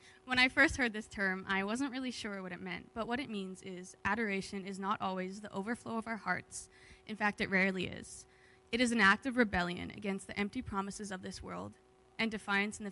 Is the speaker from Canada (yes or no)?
yes; Alberta, Canada; moved away as an adult; now in Kamloops, Canada; I'm from Alberta, and most of my family's in Alberta right now